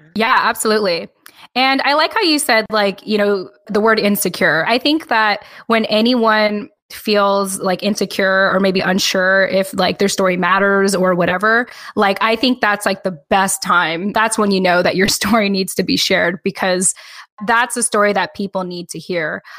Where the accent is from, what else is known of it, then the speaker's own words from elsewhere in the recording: Southern California, United States; When I was living in, or when I was raised in SoCal, Southern California